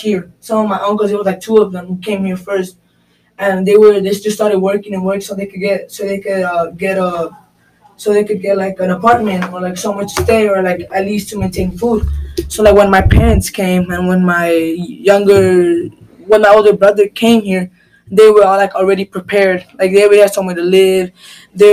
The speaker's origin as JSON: {"language": "English", "town": "Chicago", "region": "Illinois", "country": "United States", "tie": "born or raised there", "said": "I was born here in America"}